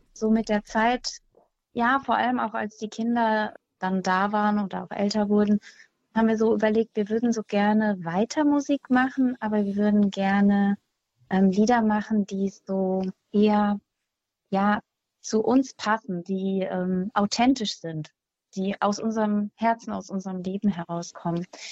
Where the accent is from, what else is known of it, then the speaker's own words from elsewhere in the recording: Mettmann, North Rhine-Westphalia, Germany; now in Hüttenberg, Germany; ich komme eigentlich aus der Nähe von Düsseldorf, Mettmann